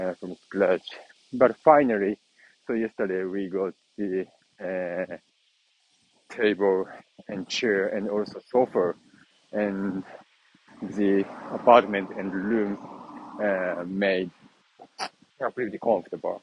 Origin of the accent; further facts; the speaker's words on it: Nagoya, Aichi, Japan; my hometown here is Nagoya City